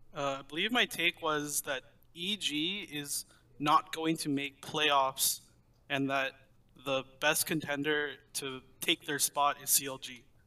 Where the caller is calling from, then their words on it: Davis, California, United States; I'm calling from Davis, California.